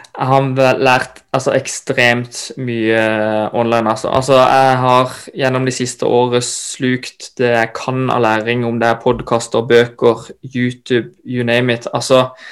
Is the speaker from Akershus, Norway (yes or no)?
no; Kristiansand, Agder, Norway; moved away as an adult; now in Oslo, Norway; født og oppvokst i Kristiansand